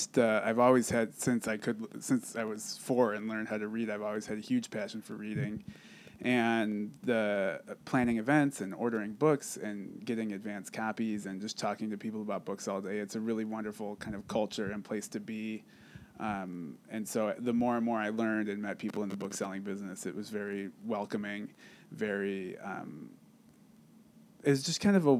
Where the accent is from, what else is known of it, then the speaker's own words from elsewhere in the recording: Cleveland, Ohio, United States; now in Lawrence, United States; I have always lived in the Midwest. I'm originally from Cleveland, Ohio